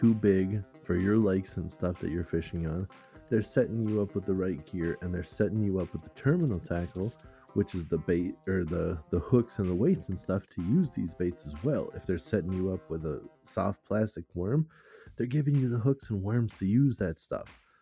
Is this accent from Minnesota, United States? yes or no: yes; Minnesota, United States; we're from Minnesota